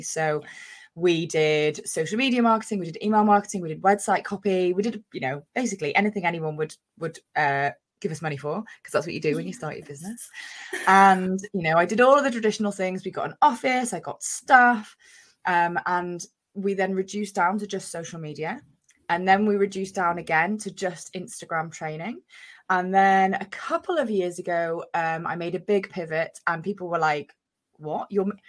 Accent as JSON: {"language": "English", "region": "Wales", "country": "United Kingdom", "lives_now": "Bristol, United Kingdom", "said": "Originally, I'm from North Wales, but I live in Bristol these days. So, I've got a bit of a mixed accent, but I am Welsh."}